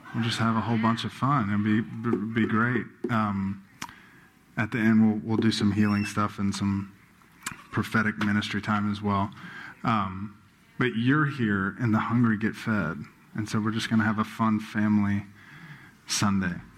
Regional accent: Baton Rouge, Louisiana, United States; born and raised in Baton Rouge

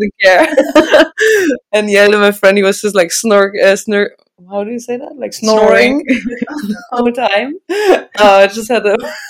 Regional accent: Regensburg, Bavaria, Germany; Regensburg, which is my hometown.

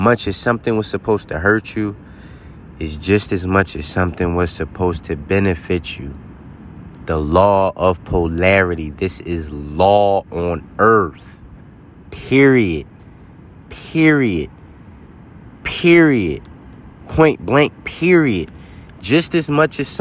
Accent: Philadelphia, Pennsylvania, United States; moved away; I'm straight from the city. I'm from Philly

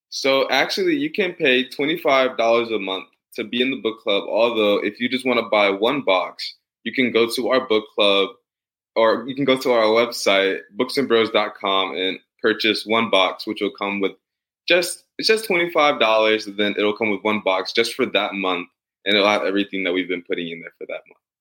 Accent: St. Louis, Missouri, United States; now in Atlanta, United States; I'm born and raised in St. Louis, and I currently live in Atlanta, Georgia

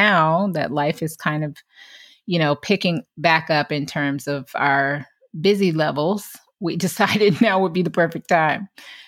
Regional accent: Atlanta, Georgia, United States; I moved to New York. Myzie moved to LA. I guess we should mention we're from Atlanta.

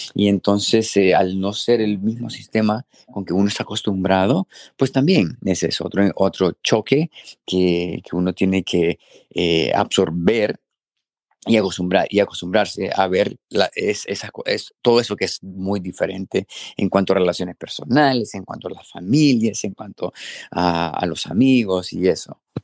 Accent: Honduras; moved away as an adult; now in Minnesota, United States; yo obviamente crecí en Honduras

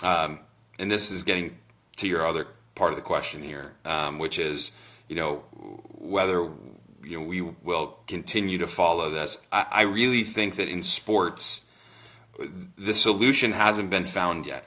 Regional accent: Vermont, United States; I'm from Vermont.

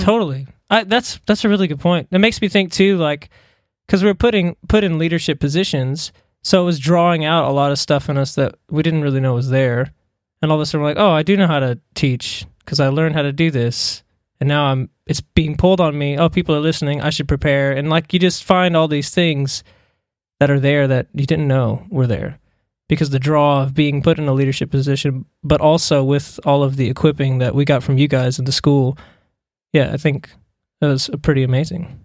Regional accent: Smyrna, Tennessee, United States; moved away as an adult; now in Australia; I'm actually from Tennessee. I grew up in Smyrna

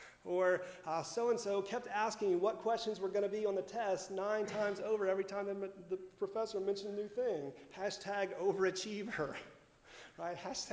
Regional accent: Miami, Florida, United States; people who don't understand what it's like to live in Florida. I'm from Miami. It's never been this cold before, right?

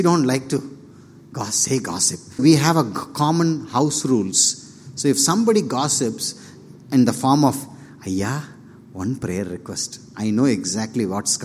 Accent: Polur, Tamil Nadu, India; English is a second language; moved away; I'm from Polur, which is a small town nearby Vellur, a village actually

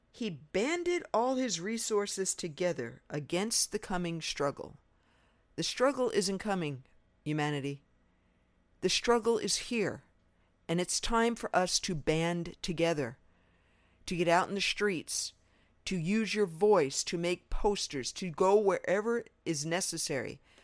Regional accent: New York, United States; I was raised in New York

